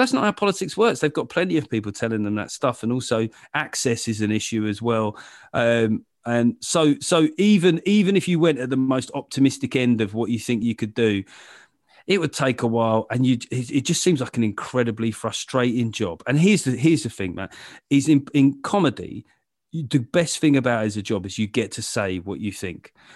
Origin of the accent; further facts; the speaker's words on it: London, United Kingdom; I grew up in London